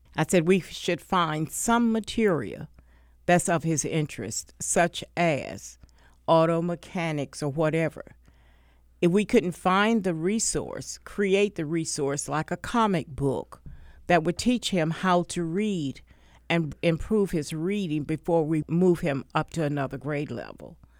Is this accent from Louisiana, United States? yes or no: no; Wilmington, North Carolina, United States; I grew up in Wilmington in housing